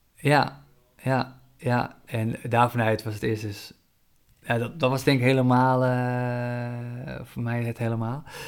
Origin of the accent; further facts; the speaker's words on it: Zaanstreek, North Holland, Netherlands; moved away as an adult; also born or lived in Colombia (ancestry); now in Amsterdam, Netherlands; toen ik opgroeide in de Zaanstreek